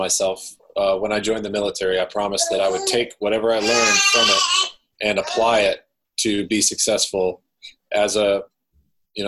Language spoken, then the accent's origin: English; Midwest, United States; now in Washington, United States; we both transplanted out into this area from where we grew up in the Midwest